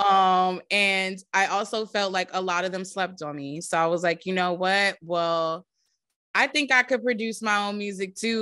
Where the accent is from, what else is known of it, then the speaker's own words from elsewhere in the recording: New Jersey, United States; growing up in Jersey was fun.